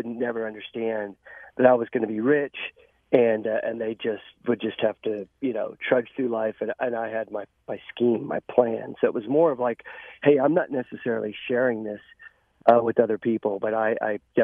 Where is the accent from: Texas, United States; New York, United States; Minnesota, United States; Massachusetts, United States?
Texas, United States; I grew up in Texas